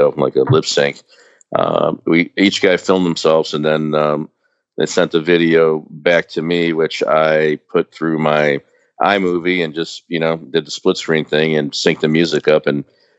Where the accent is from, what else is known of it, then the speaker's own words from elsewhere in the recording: Chicago, Illinois, United States; the three guys from the band are from Chicago